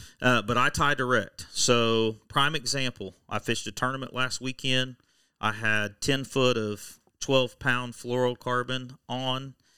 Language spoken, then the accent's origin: English; Oklahoma, United States; I'm from Oklahoma.